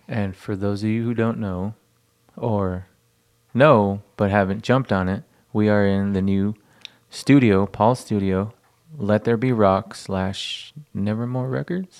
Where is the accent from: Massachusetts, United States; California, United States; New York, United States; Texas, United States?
Texas, United States; El Paso; growing up in El Paso, going to a quinceañera, going to a wedding